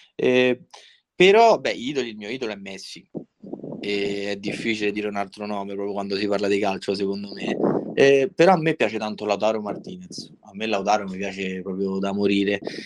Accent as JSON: {"language": "Italian", "town": "Civita Castellana", "region": "Lazio", "country": "Italy", "said": "sono di Civita Castellana"}